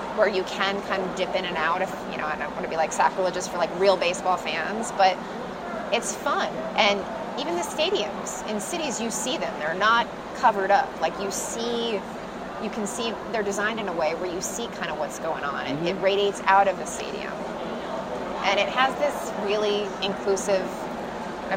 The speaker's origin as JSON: {"language": "English", "town": "San Diego", "region": "California", "country": "United States", "tie": "born or raised there", "said": "I grew up in San Diego"}